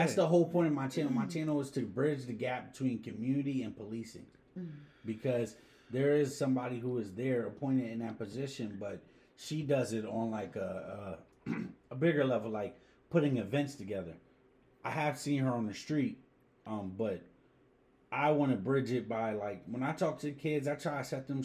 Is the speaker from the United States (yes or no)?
yes; Harrisburg, Pennsylvania, United States; This is where I'm from. This is what I see every day